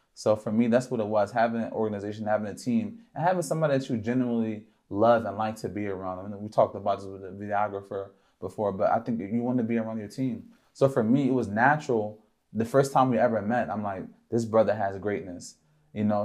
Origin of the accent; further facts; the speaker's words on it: Philadelphia, Pennsylvania, United States; I grew up in Philadelphia, P